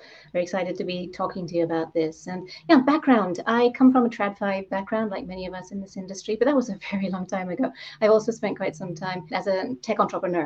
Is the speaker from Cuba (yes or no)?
no; Zambia; moved away; I grew up in Zambia